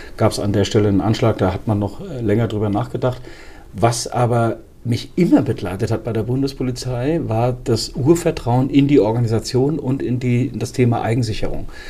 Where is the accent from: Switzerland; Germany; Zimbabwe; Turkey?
Germany; Frankfurt, Hesse; meiner Heimatstadt, wo ich aufgewachsen bin, am Frankfurter Flughafen